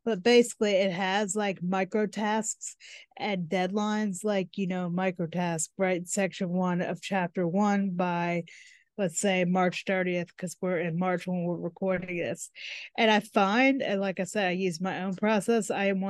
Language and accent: English; United States; I'm from the United States.